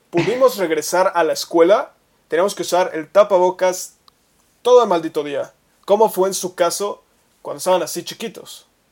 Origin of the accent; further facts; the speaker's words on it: Mexico; como mexicanos